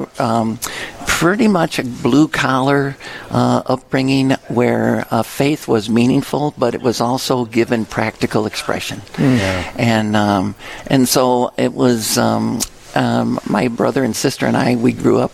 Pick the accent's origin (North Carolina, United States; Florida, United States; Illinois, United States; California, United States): Illinois, United States; Lansing; moved away as an adult; also born or lived in Springfield, Illinois; now in Winona, United States; growing up in St. Anne's grade school and parish in Lansing, Illinois, south suburbs of Chicago